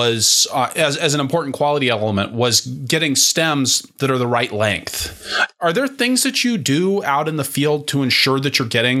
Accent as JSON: {"language": "English", "town": "Seattle", "region": "Washington", "country": "United States", "tie": "born or raised there", "moved": "yes", "lives_now": "Midwest, United States", "said": "And slugs in the Pacific Northwest, because I grew up in Seattle, they're not like slugs here in the Midwest."}